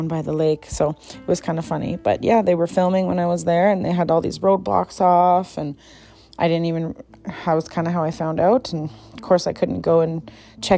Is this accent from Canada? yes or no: yes; Canada; accent: German freaking white girl accent; Even being a Canadian